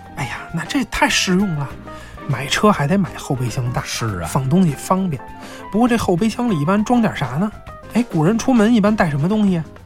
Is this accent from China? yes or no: yes; China; 我们中国人